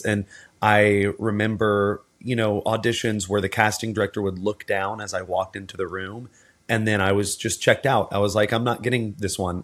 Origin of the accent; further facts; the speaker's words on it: Texas, United States; I grew up in in the South in Texas